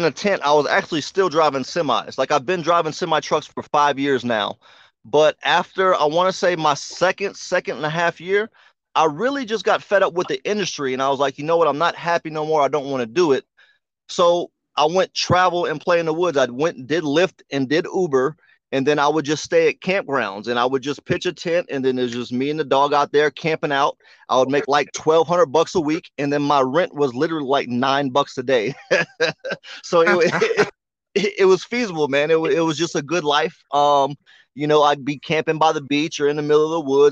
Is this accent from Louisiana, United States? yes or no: yes; New Orleans, Louisiana, United States; I was born in New Orleans, Louisiana, man, originally